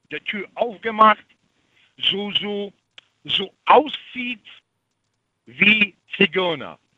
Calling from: Świnoujście, West Pomeranian Voivodeship, Poland; German is a second language; In Swinemünde.

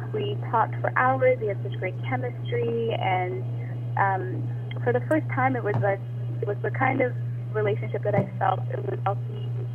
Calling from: Toronto, Ontario, Canada; I'm calling from Toronto, Canada.

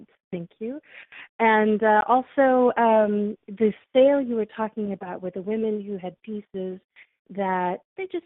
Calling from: Calgary, Alberta, Canada; calling in from Calgary

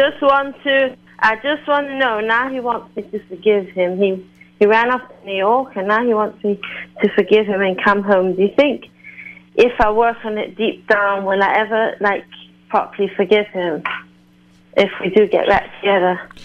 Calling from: London, United Kingdom; I'm actually calling from London

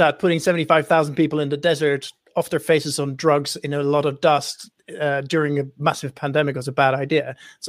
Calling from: Oakland, California, United States; I am dialing in from Oakland, California, where it is wonderfully sunny.

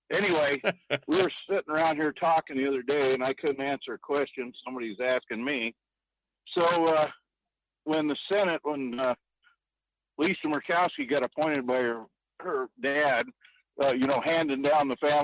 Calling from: Fairbanks, Alaska, United States; in Fairbanks.

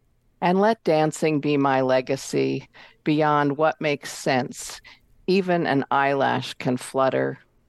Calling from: Seattle, Washington, United States; I'm from Seattle, Washington.

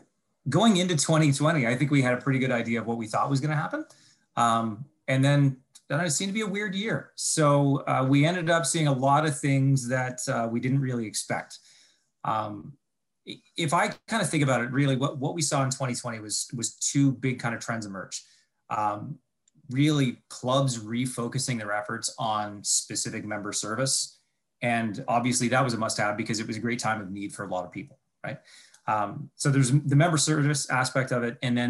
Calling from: Ontario, Canada; So I'm calling in from, I'm just looking out my window here, from a very snowy town just a little bit outside of Toronto. So in the Great White North, as you might want to call it.

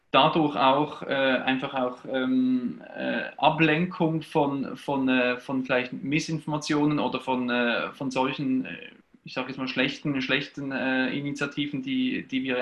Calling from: Basel, Northwestern Switzerland, Switzerland; Ich bin äh, aus der Schweiz dabei. Ich bin äh, Präsident des äh, Verbands Chorleitung Nordwestschweiz. Das ist die Region Basel, ähm, Grenzgebiet äh, Lörrach äh, in der Nähe von Südbaden und so weiter.

